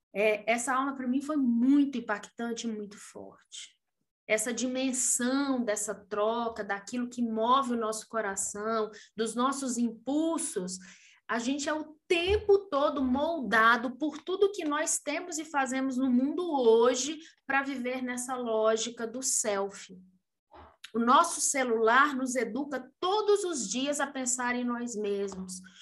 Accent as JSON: {"language": "Portuguese", "country": "Brazil"}